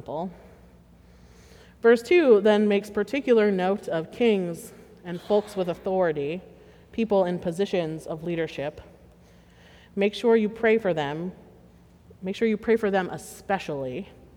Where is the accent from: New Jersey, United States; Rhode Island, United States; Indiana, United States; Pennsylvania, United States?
Pennsylvania, United States; Pittsburgh; I hail from Western Pennsylvania, and I am quite proud to be from Pittsburgh